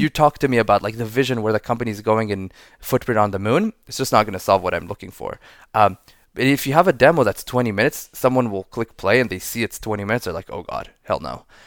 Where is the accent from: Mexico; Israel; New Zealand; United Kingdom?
Israel; moved away as an adult; now in San Francisco, United States; I'm, uh, born and raised in Israel, living in San Francisco for eight years now.